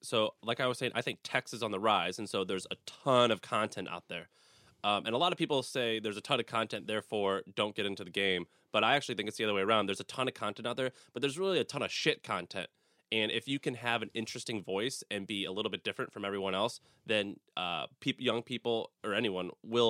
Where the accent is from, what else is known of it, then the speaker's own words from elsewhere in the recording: St. Louis, Missouri, United States; Well, so I'm born and raised in St. Louis, Missouri, and it just was, if you want something, you just have to go out and you start a business.